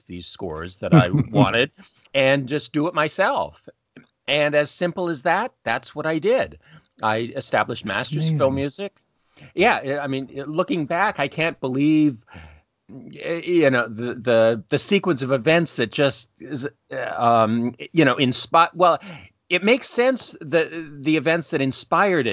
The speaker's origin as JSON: {"language": "English", "area": "just outside of Toronto", "region": "Ontario", "country": "Canada", "tie": "born or raised there", "said": "I'm Canadian, grew up just outside of Toronto"}